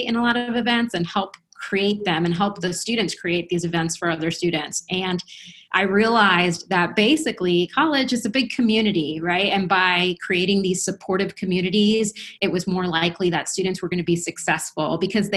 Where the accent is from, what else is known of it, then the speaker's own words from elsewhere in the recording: New Jersey, United States; first language Spanish; English is a second language; moved away as an adult; also born or lived in Colombia / Boston / Michigan / Cleveland, Ohio; I am a native of Colombia, so I actually came to the country. I moved to the country when I was 4, and I grew up in New Jersey